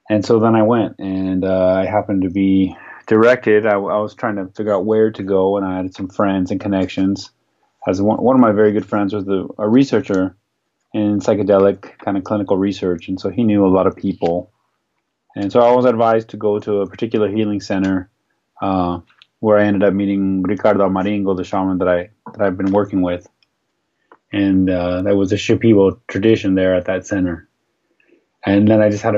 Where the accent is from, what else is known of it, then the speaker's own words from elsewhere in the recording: Arizona, United States; I grew up in Arizona in the United States